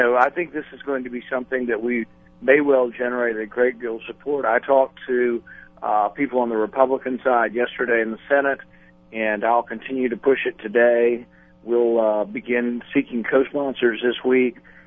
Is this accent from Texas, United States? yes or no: yes; Texas, United States; I grew up in a small town in Texas